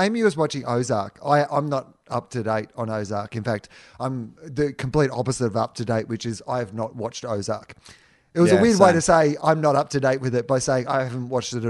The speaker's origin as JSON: {"language": "English", "town": "Mallacoota", "region": "Victoria", "country": "Australia", "said": "in high school, they called me the …. I was from Mallacoota, but I was also a …."}